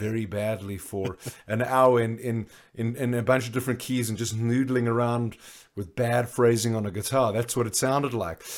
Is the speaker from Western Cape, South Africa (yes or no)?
no; Johannesburg, Gauteng, South Africa; I grew up in Johannesburg